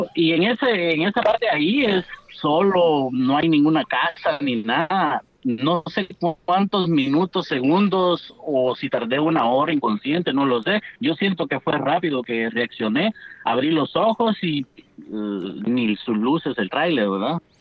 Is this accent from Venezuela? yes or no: no; Asunción Mita, Jutiapa, Guatemala; born or raised there